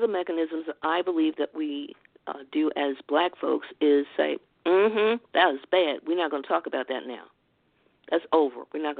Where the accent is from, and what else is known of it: Baltimore, Maryland, United States